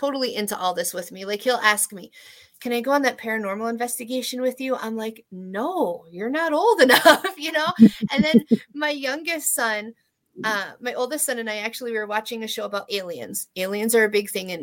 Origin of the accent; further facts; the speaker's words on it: East Coast, United States; I'm from the East Coast